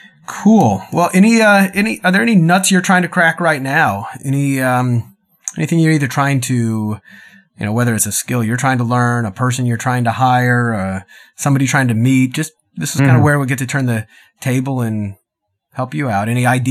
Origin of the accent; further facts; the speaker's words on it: Dallas, Texas, United States; now in California, United States; Especially I came from Dallas.